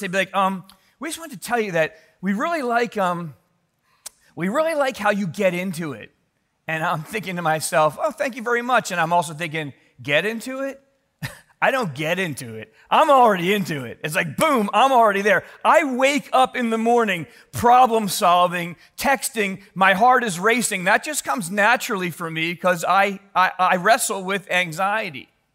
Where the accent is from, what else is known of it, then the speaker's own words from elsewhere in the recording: Philadelphia, Pennsylvania, United States; growing up in Philly